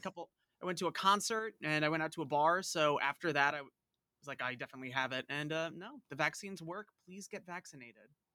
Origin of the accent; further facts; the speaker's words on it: Long Island, New York, United States; I'm about as Long Island as it gets